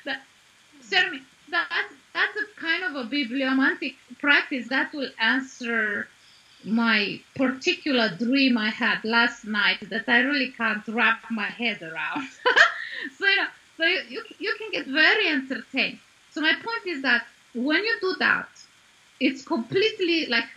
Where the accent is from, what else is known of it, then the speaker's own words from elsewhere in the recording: Arad, Arad County, Romania; my hometown. I was born in Arad in Romania